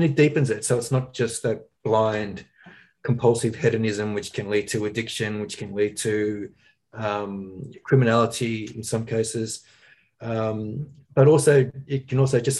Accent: Australia; growing up in Australia

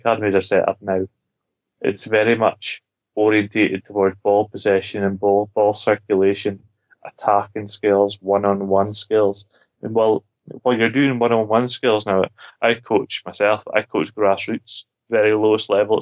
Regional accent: Scotland, United Kingdom; being Scottish

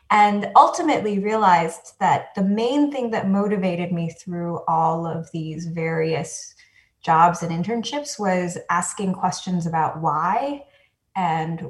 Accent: New York City, New York, United States; also born or lived in Taiwan; I grew up on the Upper West Side of New York, and I would say that that's sort of where I spent most of my life, of my childhood

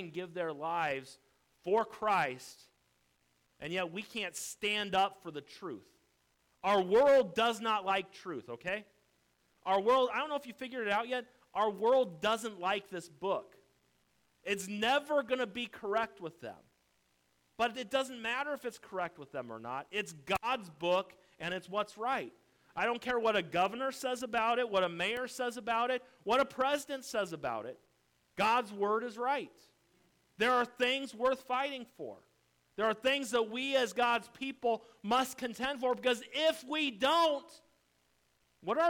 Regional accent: United States; I'm an American through and through.

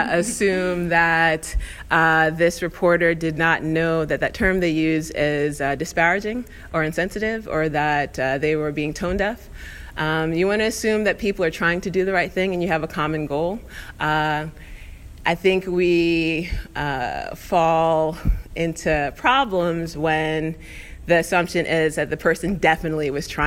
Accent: New York, United States; I'm Black, I'm a woman, there's intersectionality, I'm a Black woman, you know, I'm from New York.

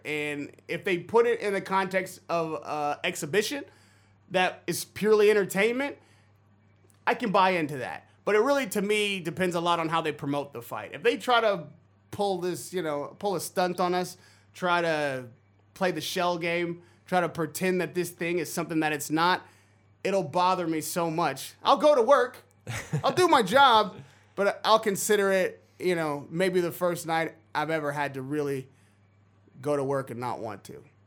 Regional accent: San Francisco Bay Area, California, United States; I'm from the Bay Area

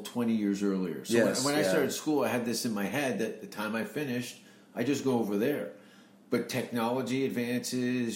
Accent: Hamilton, Ontario, Canada; moved away as an adult; also born or lived in Vancouver; I was born in Hamilton, Ontario, which is about 40 minutes from Toronto, near Niagara Falls, 1971. And then I moved in 93 to Vancouver

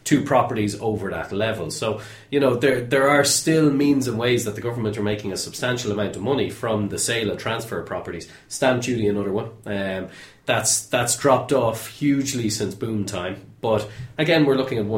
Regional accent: Ireland; being Irish

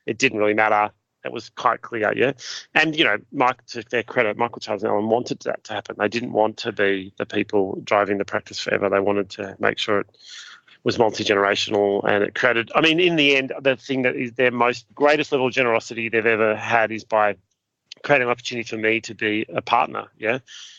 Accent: Ararat, Victoria, Australia; now in Sydney, Australia; I from my point of view, I'm from Ararat. That's where I live in inverted commas. It's my home. And yet I've lived in Sydney longer than that.

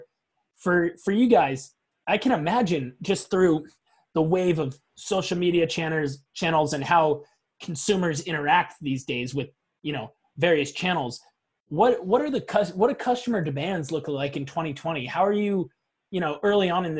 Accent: Portland, Maine, United States; We're from Portland, Maine

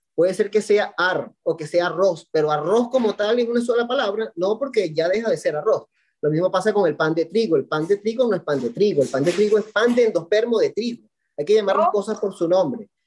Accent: Valencia, Carabobo, Venezuela; soy de Venezuela, de Valencia, Estado Carabobo, una ciudad industrial

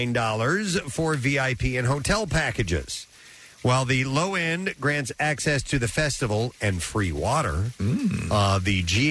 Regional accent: London, United Kingdom; And they still live in the same street that I grew up on in England.

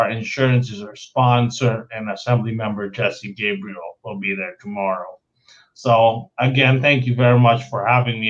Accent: Philippines; moved away; when you're born and raised in the Philippines

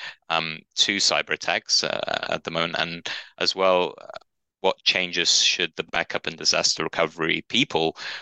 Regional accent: United Kingdom; now in Torquay, United Kingdom; being British

